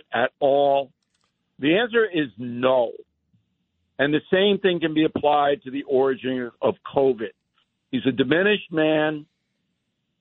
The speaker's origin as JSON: {"language": "English", "area": "Long Island", "region": "New York", "country": "United States", "tie": "born or raised there", "said": "When I was a kid on Long Island, 11th town, we played ice hockey outside"}